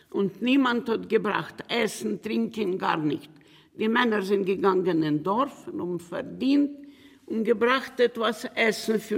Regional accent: Romania; born there; Ich bin geboren in Rumänien. Ich bin ein geborener Rumäner. Ich bin geboren in der Nähe von Belz 1937 bin ich geboren.

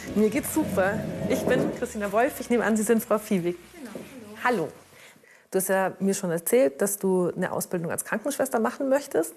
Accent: Augsburg, Bavaria, Germany; moved away; in meine Heimatstadt nach Augsburg

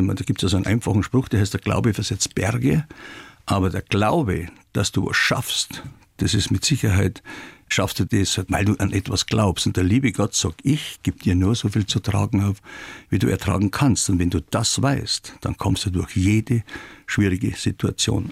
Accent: Traunstein, Bavaria, Germany; ich bin in der Haslacher Straße geboren und das Priesterseminar war ungefähr 600 Meter weg. Und als ich dann 17 oder 16, 17 Jahre alt war, dann habe ich dann die Taucherausbildung gemacht und die konnte man in Traunstein ja nur im Priesterseminar machen

